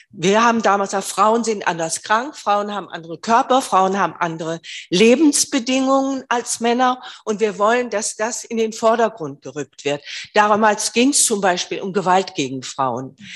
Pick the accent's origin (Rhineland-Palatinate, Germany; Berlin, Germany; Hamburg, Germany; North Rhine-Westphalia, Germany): Berlin, Germany; In Berlin gibt es, ich komme aus Berlin, das Bündnis für sexuelle Selbstbestimmung